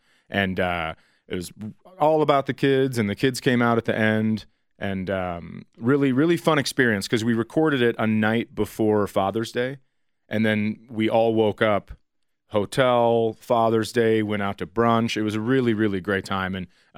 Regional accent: Colorado, United States; where are you from? Colorado.

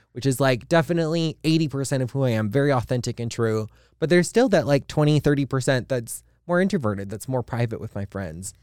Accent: Hawaii, United States; I'm from Hawaii

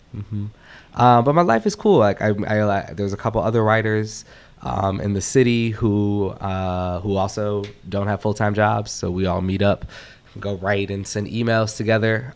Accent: Minneapolis, Minnesota, United States; moved away; I live in Minneapolis where I'm from

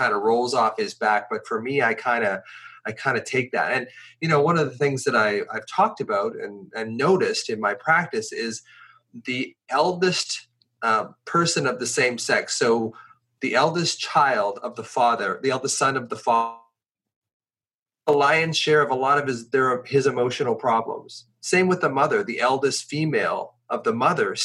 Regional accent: Victoria, British Columbia, Canada; also born or lived in Ontario; he decided when I was 10 years old that he was going to move from Ontario, hitchhike from Ontario to the farthest west place he could go, which was Victoria, British Columbia

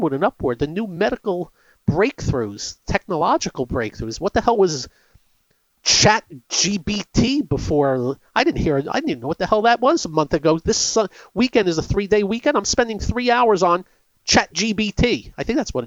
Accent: United States; As an American

